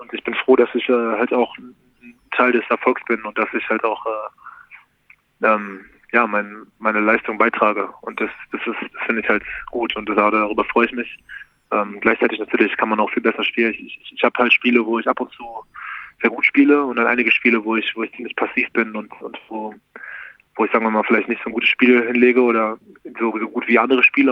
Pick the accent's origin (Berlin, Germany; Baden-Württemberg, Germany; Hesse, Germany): Berlin, Germany; now in Munich, Germany; Ich bin Berliner, ist meine Heimat